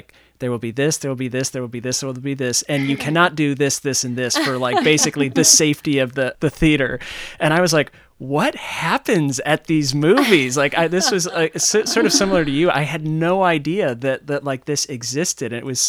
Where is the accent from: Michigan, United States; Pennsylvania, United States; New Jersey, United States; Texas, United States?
Michigan, United States; Ann Arbor; moved away; I grew up in Ann Arbor